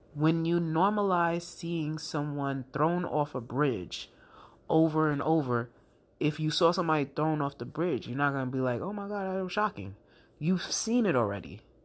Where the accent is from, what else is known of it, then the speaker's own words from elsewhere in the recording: United States; as an American citizen